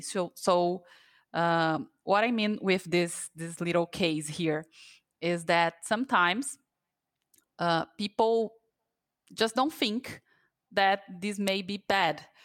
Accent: Brazil; I'm from Brazil, and I'm a jail coach here

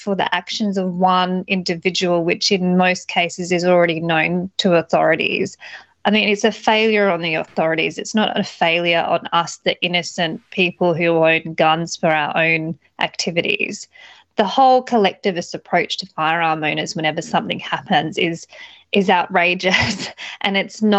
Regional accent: Australia; they love me over there because obviously I'm an Aussie girl that loves guns, so, and freedom.

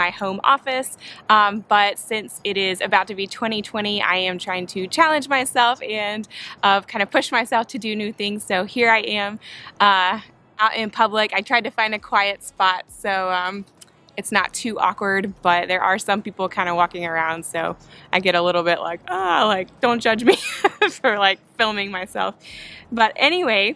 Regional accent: Spartanburg, South Carolina, United States; moved away as an adult; also born or lived in Atlanta, Georgia; now in Birmingham, United States; I grew up in Spartanburg, South Carolina.

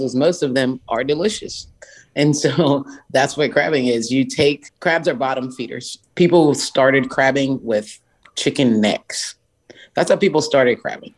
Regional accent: Charleston, South Carolina, United States; born or raised there

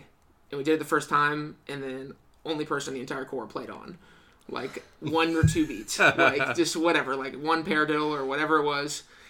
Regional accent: Lebanon, Ohio, United States; also born or lived in Dayton, Ohio; Well, I'm from Lebanon, Ohio.

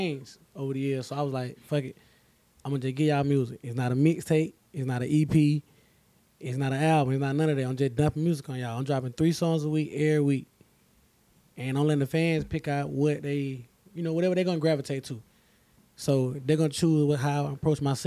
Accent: Milledgeville, Georgia, United States; moved away; I'm from Milledgeville, Georgia. East side of Milledgeville, Georgia

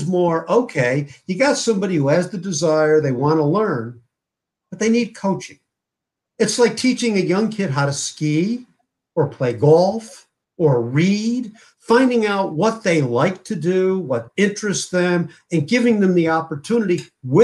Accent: Connecticut, United States; my hometown in Connecticut

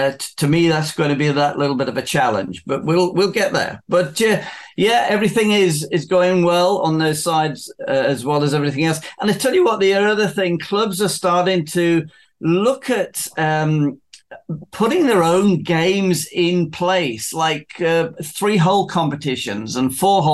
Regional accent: South East England, United Kingdom

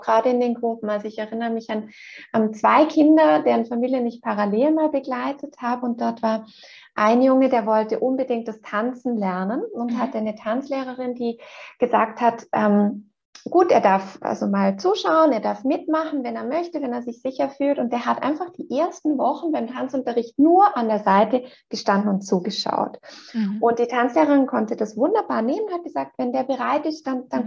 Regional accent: Switzerland; bei uns in der Schweiz gehört der Kindergarten ja schon zur obligatorischen äh, Schulzeit

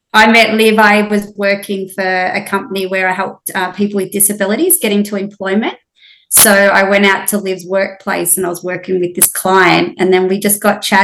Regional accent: Melbourne, Victoria, Australia; also born or lived in Hamilton Island; now in Whitsundays, Australia; I did little athletics as a kid growing up in Melbourne

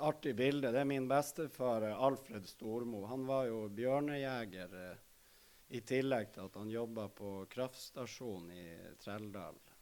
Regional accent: Narvik, Nordland, Norway; er født og oppvokst i Narvik

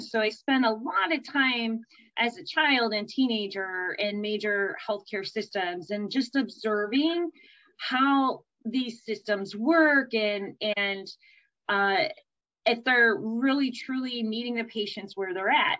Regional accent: Berea, Ohio, United States; also born or lived in Cleveland, Ohio; I hail out of uh, Cleveland, Ohio. I grew up in a suburb called Berea

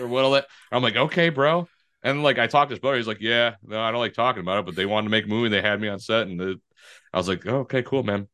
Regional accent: Detroit, Michigan, United States; I grew up in Detroit

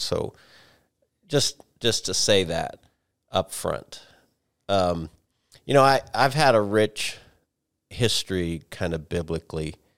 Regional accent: United States; as an American

